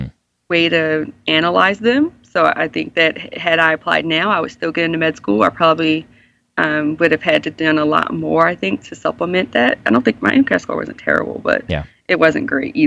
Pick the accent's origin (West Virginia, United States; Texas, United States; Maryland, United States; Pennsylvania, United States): Maryland, United States; Baltimore; I'm from Baltimore. My family's here.